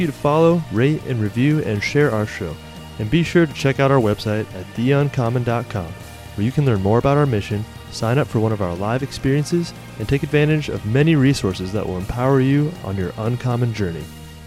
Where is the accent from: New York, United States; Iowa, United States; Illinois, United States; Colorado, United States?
Iowa, United States; Here in my home state of Iowa